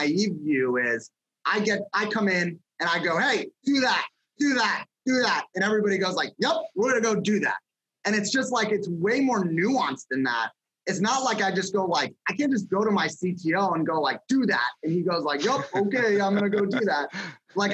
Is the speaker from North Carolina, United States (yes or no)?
no; Los Angeles, California, United States; moved away as an adult; also born or lived in Las Vegas / Columbus, Ohio; I grew up in Los Angeles and I went to college in Las Vegas